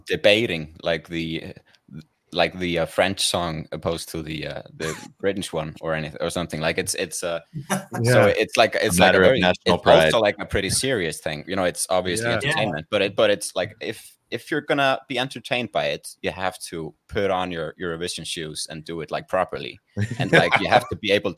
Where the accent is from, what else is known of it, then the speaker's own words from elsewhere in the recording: Akureyri, Northeastern Region, Iceland; I grew up in Akureyri, which is fairly close to Húsavík